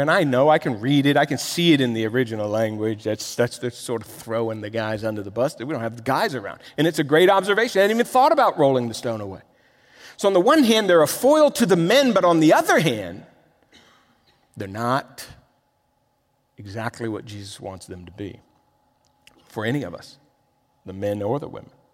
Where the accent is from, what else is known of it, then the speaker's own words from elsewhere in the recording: Miami, Florida, United States; moved away as an adult; I'm from Miami.